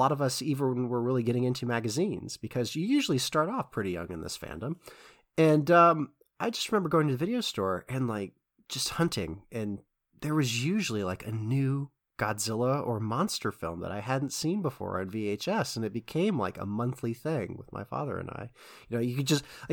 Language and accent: English; United States; I grew up in the United States